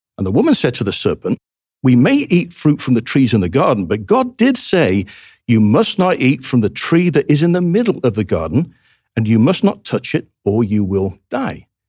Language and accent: English; England, United Kingdom; moved away; as an Englishman